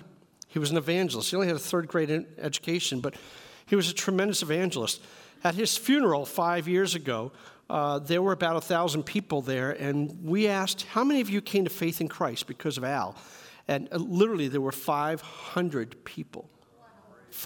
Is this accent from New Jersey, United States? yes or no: no; New York City, New York, United States; I grew up in New York City